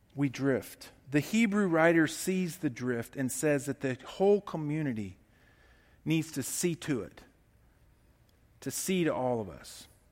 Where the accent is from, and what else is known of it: United States